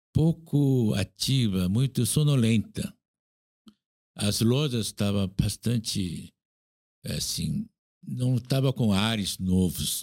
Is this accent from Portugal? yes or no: no; South Korea; Portuguese is a second language; now in Brazil; eu nasci na Coreia, estou aqui, muito tempo